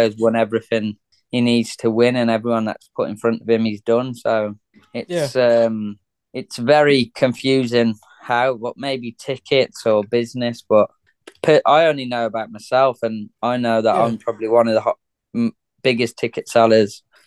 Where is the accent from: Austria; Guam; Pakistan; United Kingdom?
United Kingdom; Dunton, England; we're from Dunton